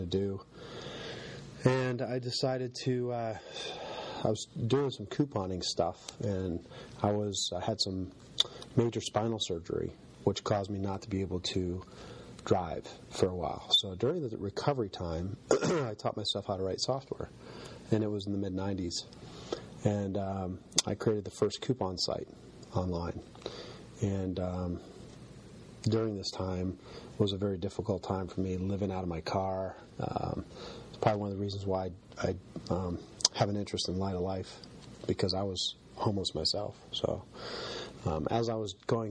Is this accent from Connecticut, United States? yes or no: yes; Connecticut, United States; also born or lived in Virginia; now in Pittsburgh, United States; I grew up in, I was born in Connecticut, and we lived down and moved from Connecticut when I was little to Virginia. My dad worked in the government. I was there for a few years until my parents got divorced, and then I moved back to Connecticut. I was probably 6 or 7.